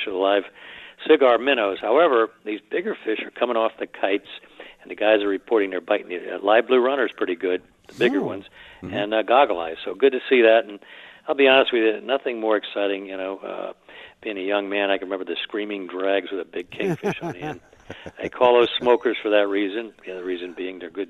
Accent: South Florida, United States; growing up in South Florida as a young man

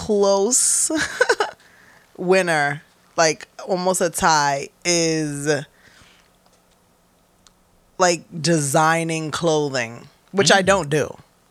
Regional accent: Bronx, New York, United States; no, North okay. Bronx okay. with the West Indians.

